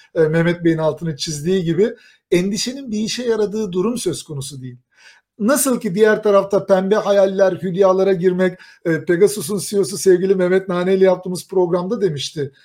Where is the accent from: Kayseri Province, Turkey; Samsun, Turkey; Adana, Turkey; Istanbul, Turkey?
Kayseri Province, Turkey; Kayseri; Bir Kayserili olarak